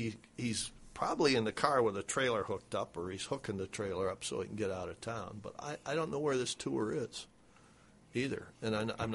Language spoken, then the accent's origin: English; Iowa, United States; growing up in Iowa